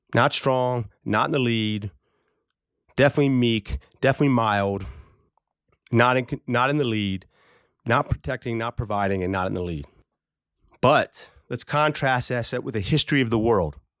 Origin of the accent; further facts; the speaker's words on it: United States; as American men, as Americans